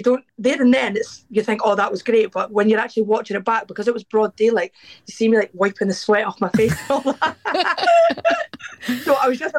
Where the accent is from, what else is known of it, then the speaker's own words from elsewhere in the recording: Dundee, Scotland, United Kingdom; I'm from Dundee in Scotland.